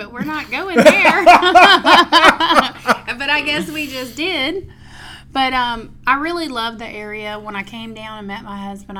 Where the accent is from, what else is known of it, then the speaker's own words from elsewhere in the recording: Mobile, Alabama, United States; moved away as an adult; also born or lived in Gulf Shores / Orange Beach area, Alabama; So I'm originally from Mobile. And I moved down here in 98